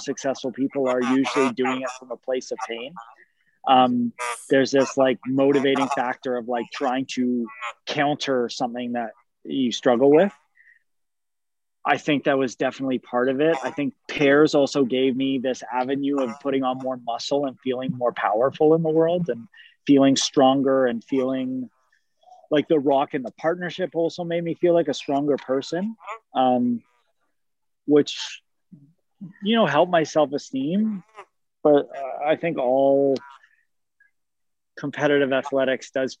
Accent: Canada; growing up in Canada as a male figure skater at hockey rinks while I played hockey as well was very challenging at times.

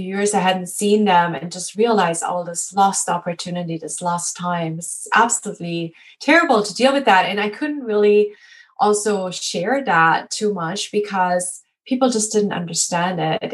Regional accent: Germany; moved away; I'm actually originally from Germany

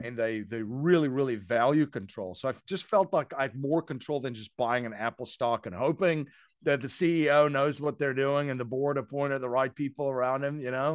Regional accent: South Africa; moved away as an adult; now in United States; I'm originally from South Africa. Um, I came here, uh, to the U S in two thousand and one.

